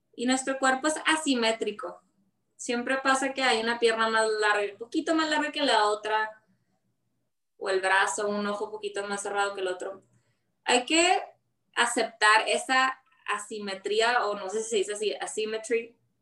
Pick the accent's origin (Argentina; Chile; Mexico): Mexico; Ciudad Juárez, Chihuahua; born or raised there; now in United States